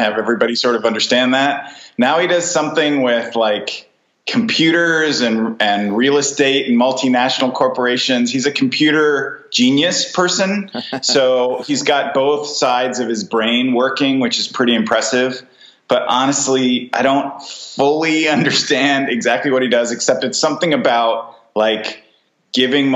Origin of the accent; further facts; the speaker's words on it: United States; moved away as an adult; now in Berlin, Germany; I am American.